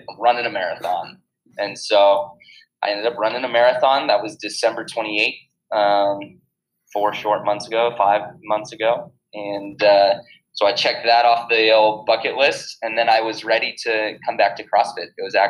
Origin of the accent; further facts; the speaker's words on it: California, United States; 20 miles off of Malibu, and so being in the water, I was comfortable with.